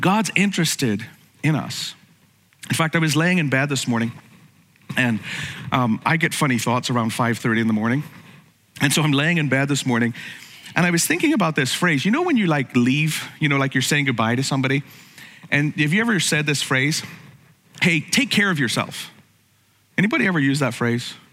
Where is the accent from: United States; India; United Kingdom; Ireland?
Ireland; growing up in Ireland